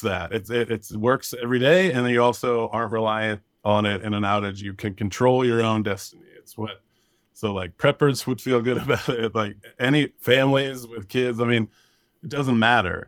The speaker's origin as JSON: {"language": "English", "area": "Thomas Fire area", "region": "California", "country": "United States", "tie": "born or raised there", "said": "we were evacuated from a big fire in my hometown, the Thomas Fire, in twenty seventeen in December."}